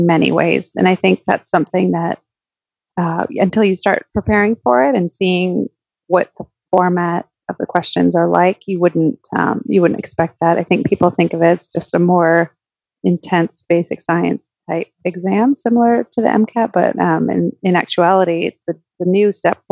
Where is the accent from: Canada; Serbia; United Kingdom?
Canada; moved away as an adult; now in United States; I grew up in Canada, and I just came over to the US for medical school